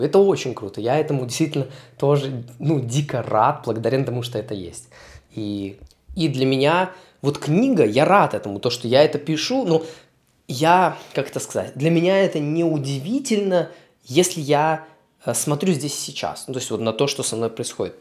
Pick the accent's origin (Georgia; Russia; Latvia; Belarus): Belarus; moved away as an adult; also born or lived in Poland; я вернулся из Польши в Беларусь, переехал обратно